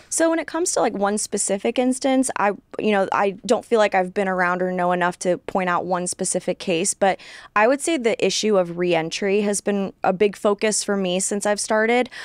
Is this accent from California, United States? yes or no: yes; Sacramento, California, United States; moved away as an adult; also born or lived in San Francisco Bay Area, California / Los Angeles area, California; now in Texas, United States; was born in the Bay Area and grew up really in the Sacramento suburbs, so the capital of California.